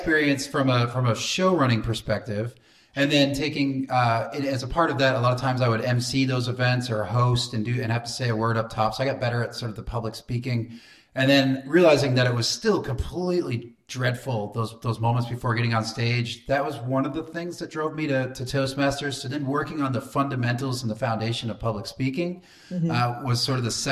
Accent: New Hampshire, United States; moved away as an adult; now in Houston, United States; I grew up in the state of New Hampshire. I lived there until I was about 25 years old

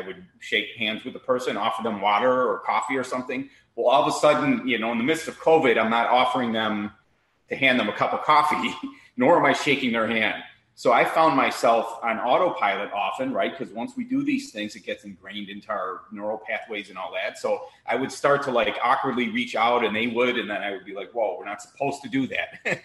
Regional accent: Chicago, Illinois, United States; also born or lived in Miami, Florida; now in Naples, United States; I'm born and raised in Chicago

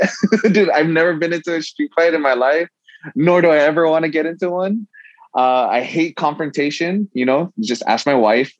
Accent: Saipan, Northern Mariana Islands; now in Guam; I live on Guam currently, but I'm born on Guam, but I grew up on an island called Saipan

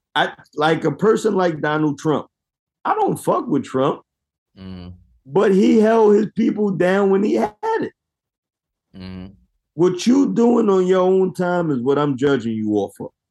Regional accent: United States; I am American black, descendant of slaves

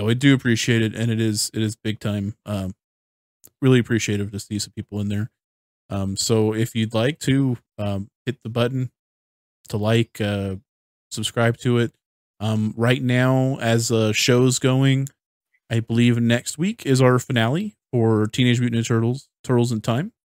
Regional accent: United States; I'm an American

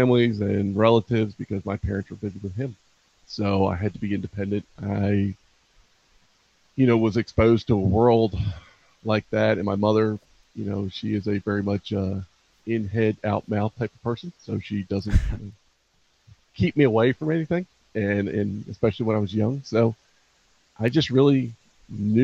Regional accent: Baltimore, Maryland, United States; growing up in Northeast Baltimore City

